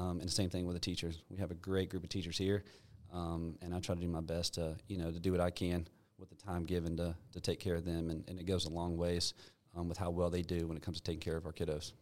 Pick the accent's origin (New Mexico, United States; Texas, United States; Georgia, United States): Georgia, United States; Alpharetta; I grew up in Alpharetta with my, with my dad around middle school timeframe